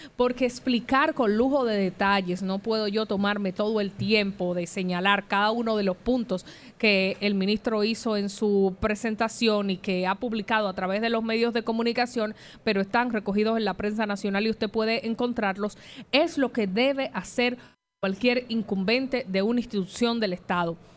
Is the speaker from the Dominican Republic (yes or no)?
yes; Dominican Republic; como periodista de República Dominicana, como ciudadana dominicana